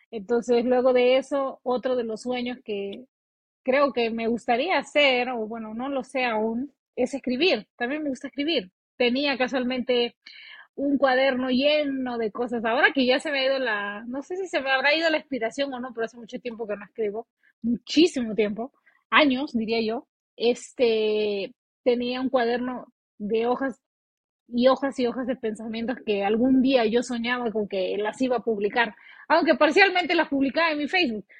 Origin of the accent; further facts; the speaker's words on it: Peru; moved away as an adult; now in United States; cuando yo recién vine acá a Estados Unidos y busqué un trabajo, yo no me podía dar ese lujo que me daba en Perú